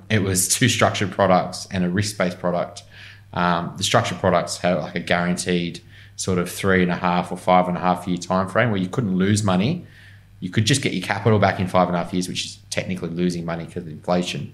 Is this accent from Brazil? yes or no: no; Newcastle, New South Wales, Australia; moved away as an adult; now in Sydney, Australia; I grew up in Newcastle mainly, so I was 18